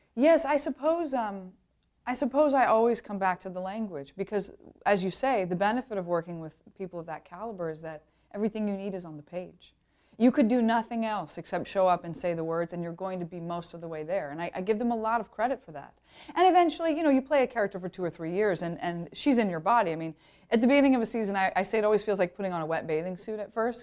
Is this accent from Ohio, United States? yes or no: yes; Ohio, United States; moved away; also born or lived in Wisconsin; I'm from Ohio. I went to school in Wisconsin.